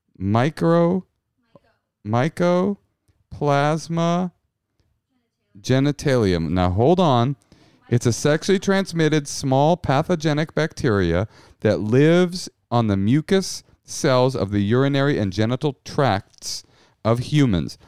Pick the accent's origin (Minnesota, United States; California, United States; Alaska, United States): California, United States; Bay Area; also born or lived in New York City; now in Los Angeles, United States; I grew up in the Bay Area